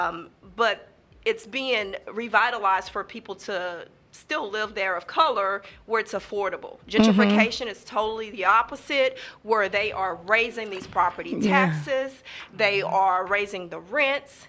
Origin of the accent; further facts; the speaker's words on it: Houston, Texas, United States; I grew up in Sunnyside